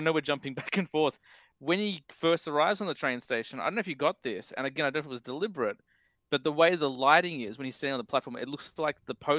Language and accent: English; United Kingdom; I'm British.